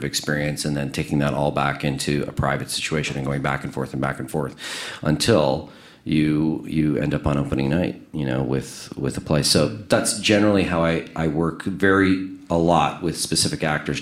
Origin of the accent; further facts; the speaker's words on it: Winnipeg, Manitoba, Canada; I grew up in Winnipeg